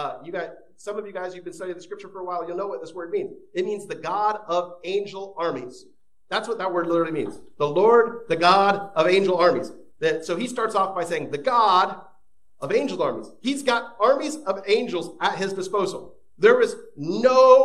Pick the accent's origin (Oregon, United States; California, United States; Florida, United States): Florida, United States; moved away; my home state of Florida